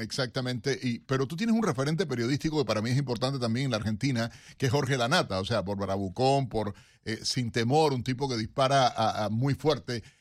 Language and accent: Spanish; Cuba; como cubano que soy